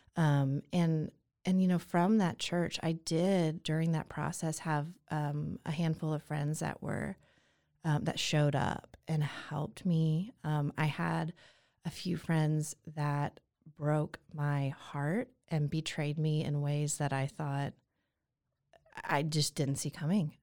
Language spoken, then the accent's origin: English; Atlanta, Georgia, United States; now in Waco, United States; I was born and raised in Atlanta, Georgia